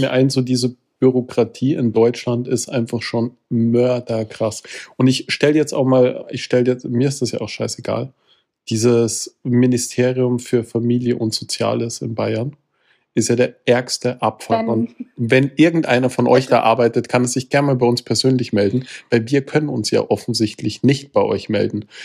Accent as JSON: {"language": "German", "country": "Austria", "said": "ich als Österreicher"}